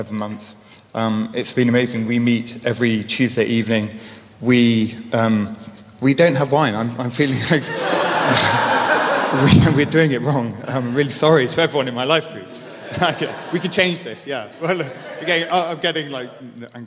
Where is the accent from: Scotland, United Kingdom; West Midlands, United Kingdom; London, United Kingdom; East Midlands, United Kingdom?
East Midlands, United Kingdom; Leicestershire; Born and raised in Leicestershire